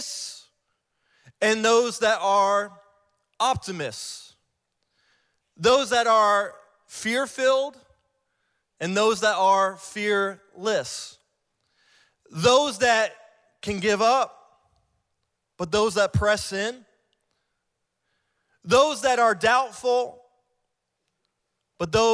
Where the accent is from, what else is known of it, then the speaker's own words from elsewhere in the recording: Ohio, United States; moved away; I'm from Ohio, too. I'm an Ohio boy